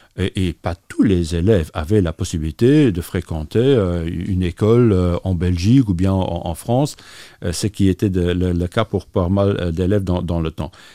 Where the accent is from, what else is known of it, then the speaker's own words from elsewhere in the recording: Differdange, Esch-sur-Alzette, Luxembourg; comme j'ai grandi à Differdange, pour moi, le multilinguisme ne se limitait pas euh, à euh, aux, langues officielles du, pays